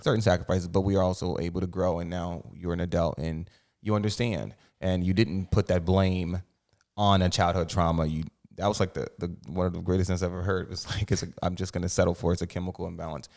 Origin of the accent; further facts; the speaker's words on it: New Jersey, United States; Jersey boy over here, too.